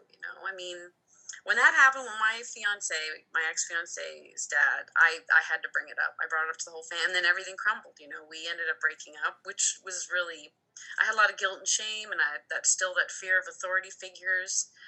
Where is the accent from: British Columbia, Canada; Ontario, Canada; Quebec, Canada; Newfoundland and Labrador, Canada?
Ontario, Canada; moved away as an adult; now in Alberta, Canada; I moved out west with my sister in 06. We moved from Ontario to um, Alberta, and we just wanted to go on an adventure.